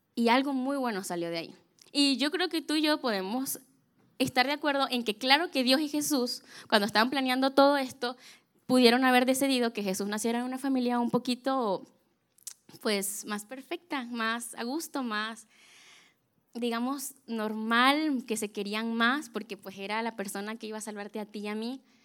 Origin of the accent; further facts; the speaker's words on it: Venezuela; yo soy de Venezuela